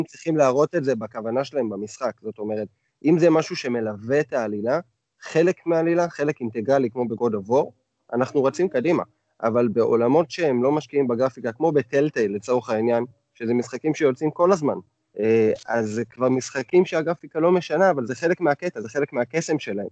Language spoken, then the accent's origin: Hebrew; the Krayot, Haifa District, Israel; moved away; אני מהקריות במקור